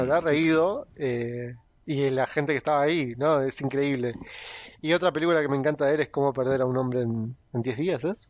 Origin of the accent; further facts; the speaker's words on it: Argentina; somos los argentinos